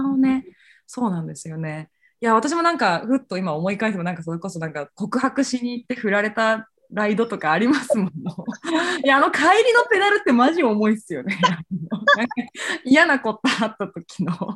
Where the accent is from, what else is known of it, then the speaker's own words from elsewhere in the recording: Fukuoka, Japan; moved away; 私も九州出身